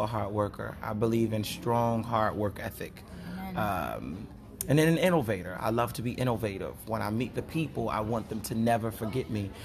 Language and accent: English; Chicago, Illinois, United States; moved away; also born or lived in Tennessee; I'm born and raised in Chicago, and I moved to Tennessee